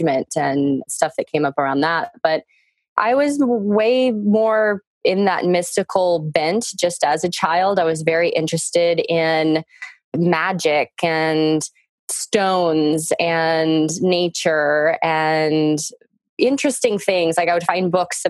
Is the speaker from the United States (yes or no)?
yes; Texas, United States; I grew up in Texas, a very suburban life